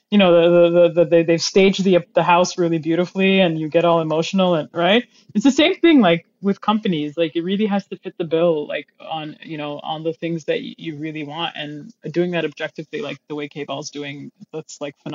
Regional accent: Dubai, United Arab Emirates; I, I am an American, but I grew up in Dubai.

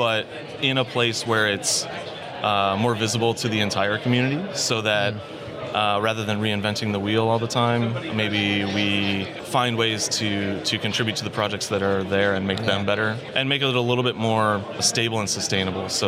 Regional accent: Chicago, Illinois, United States; moved away as an adult; now in Dallas, United States; Lived most of my life in Chicago

